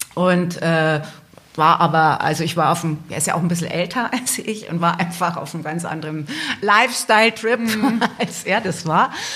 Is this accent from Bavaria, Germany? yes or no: yes; Altötting, Bavaria, Germany; in Altötting, in meiner Geburtsstadt.